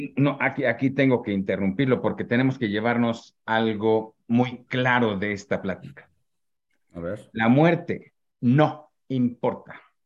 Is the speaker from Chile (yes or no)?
no; Mexico; como los mexicanos